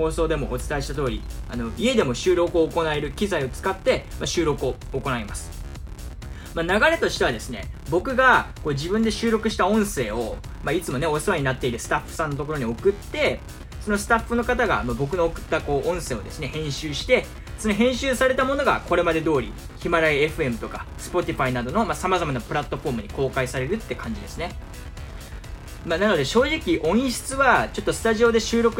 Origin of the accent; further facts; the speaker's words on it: Tosu, Saga, Japan; now in Tokyo, Japan; 僕今地元の佐賀県鳥栖市に帰ってきてるんですよ。